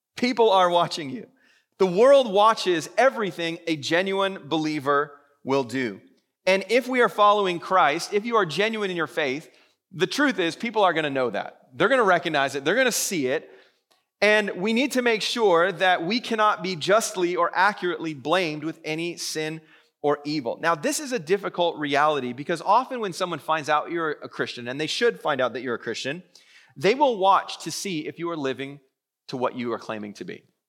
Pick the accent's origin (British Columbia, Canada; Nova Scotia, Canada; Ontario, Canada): British Columbia, Canada; Vancouver; I've born and raised in Vancouver